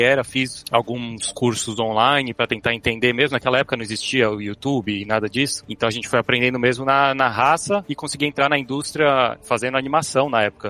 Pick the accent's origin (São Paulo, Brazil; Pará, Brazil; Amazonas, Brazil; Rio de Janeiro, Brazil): São Paulo, Brazil; moved away as an adult; also born or lived in Canada; now in United States; eu sou de São Paulo, nascido e crescido no Ipiranga